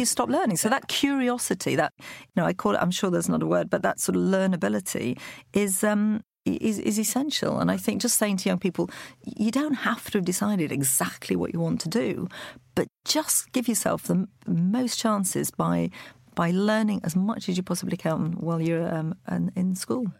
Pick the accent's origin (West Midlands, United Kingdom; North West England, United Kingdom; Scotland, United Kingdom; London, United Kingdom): North West England, United Kingdom; Lancashire; moved away; also born or lived in Loughborough; I grew up in Lancashire on a poultry farm.